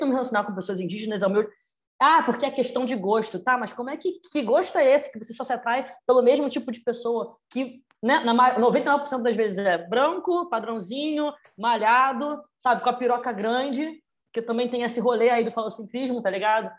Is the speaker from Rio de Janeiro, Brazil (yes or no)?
yes; Rio de Janeiro, Brazil; tenho 24 anos, sou do Rio